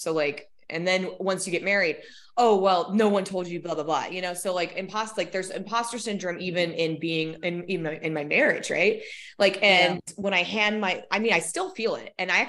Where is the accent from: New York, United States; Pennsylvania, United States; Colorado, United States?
Colorado, United States; also born or lived in Minnesota; I was born in Minnesota and then moved to Colorado when I was 10. And then I went to school in Greeley, Colorado.